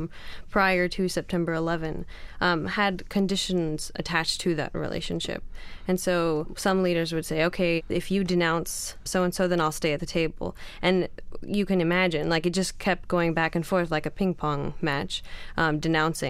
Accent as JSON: {"language": "English", "country": "Jordan", "tie": "born or raised there", "also_born_or_lived": "Kansas, United States", "moved": "as an adult", "lives_now": "Los Angeles, United States", "said": "growing up in Jordan for a good 17 years"}